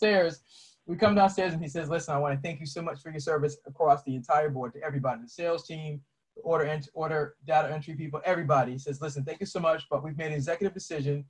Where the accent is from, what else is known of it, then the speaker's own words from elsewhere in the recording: Boston, Massachusetts, United States; moved away as an adult; now in Maryland, United States; I'm originally from Boston. I live in Maryland now.